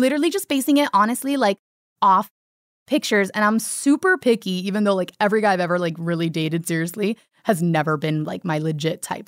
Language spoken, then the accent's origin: English; Miami, Florida, United States; moved away; I'm from Miami and, like, from a big Cuban family